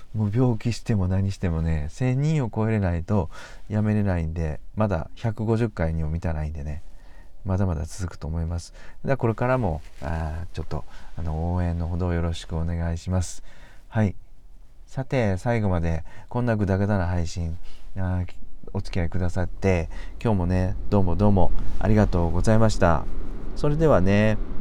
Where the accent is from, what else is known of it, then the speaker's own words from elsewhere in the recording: Kansai, Japan; 僕ら関西人なんですけどね